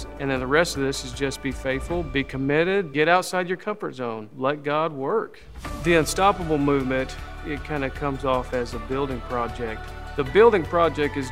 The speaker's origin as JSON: {"language": "English", "town": "Owosso", "region": "Michigan", "country": "United States", "tie": "born or raised there", "said": "I grew up here in Owosso"}